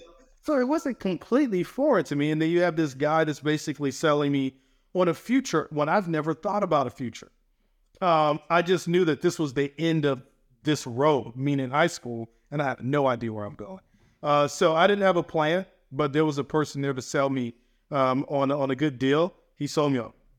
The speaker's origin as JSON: {"language": "English", "town": "Atlanta", "region": "Georgia", "country": "United States", "tie": "born or raised there", "moved": "yes", "lives_now": "Maryland, United States", "said": "where I grew up in Atlanta, Georgia"}